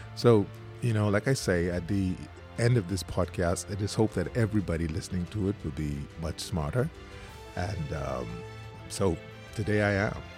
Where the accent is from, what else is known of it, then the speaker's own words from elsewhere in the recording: Eight Mile Rock, Grand Bahama, Bahamas; growing up in Eight Mile Rock